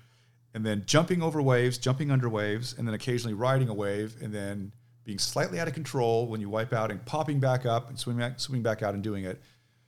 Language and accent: English; Manhattan Beach, California, United States; now in Seattle, United States; So I grew up in Manhattan Beach.